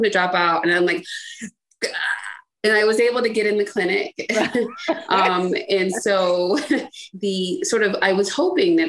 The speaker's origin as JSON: {"language": "English", "town": "Cleveland", "region": "Ohio", "country": "United States", "tie": "born or raised there", "also_born_or_lived": "Washington, District of Columbia, United States", "said": "I spent half of my time in like growing up in Cleveland and the other half in DC"}